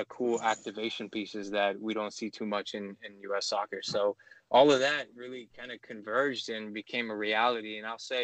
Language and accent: English; Oakland, California, United States; we're both born and raised in Oakland and the greater Bay Area